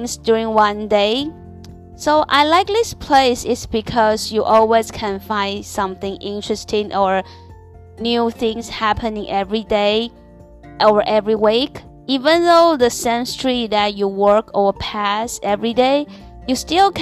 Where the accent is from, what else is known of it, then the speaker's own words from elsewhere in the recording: Taiwan; English is a second language; moved away as an adult; now in Shanghai, China; I'm a Taiwanese and I'm from Taiwan now, work and live in Shanghai